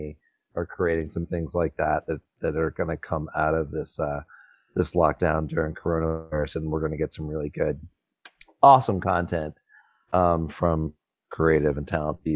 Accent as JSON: {"language": "English", "region": "North Carolina", "country": "United States", "tie": "born or raised there", "said": "I grew up in North Carolina."}